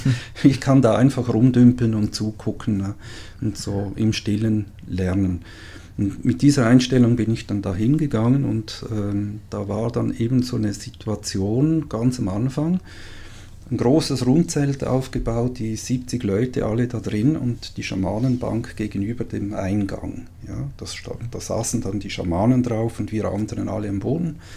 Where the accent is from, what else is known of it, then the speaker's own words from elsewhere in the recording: Switzerland; äh, ich bin Schweizer.